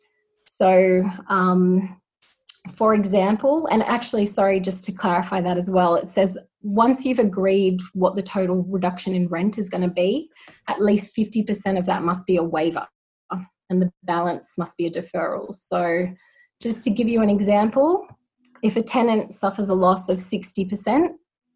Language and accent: English; New South Wales, Australia; I'm from New South Wales myself